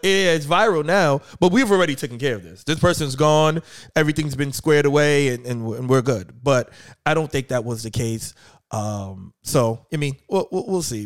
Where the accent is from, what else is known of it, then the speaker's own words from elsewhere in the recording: New York, United States; now in Philadelphia, United States; I'm originally from New York. I live in Philly now, um, hence seven P M in Philly. Um, but I, I grew up in New York